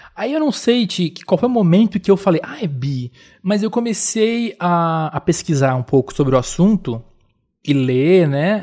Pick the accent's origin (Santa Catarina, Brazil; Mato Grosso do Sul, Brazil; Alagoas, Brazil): Santa Catarina, Brazil; Florianópolis; eu sou de Florianópolis, sou de um lugar